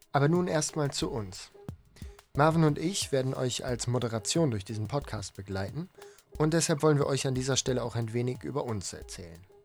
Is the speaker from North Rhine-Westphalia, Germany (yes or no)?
no; East Frisia, Lower Saxony, Germany; ich bin in Ostfriesland aufgewachsen am Meer